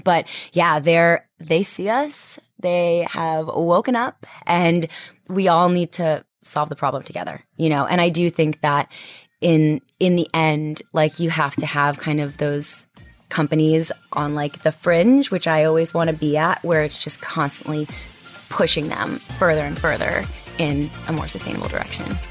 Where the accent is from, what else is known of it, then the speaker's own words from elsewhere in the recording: Washington, District of Columbia, United States; moved away; I'm from D C